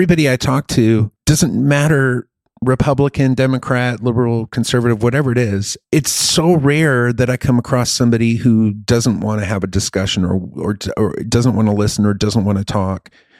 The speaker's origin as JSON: {"language": "English", "country": "Germany", "tie": "born or raised there", "lives_now": "United States", "said": "I grew up in Germany, and when you're in Germany, you're surrounded by all these other countries."}